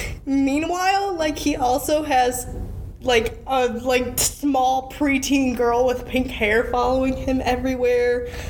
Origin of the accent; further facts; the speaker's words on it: United States; watching it as an American